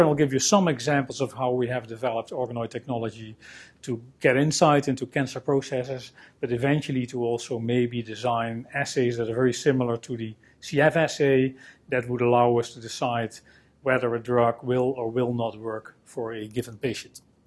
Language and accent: English; Netherlands; I'm a scientist from the Netherlands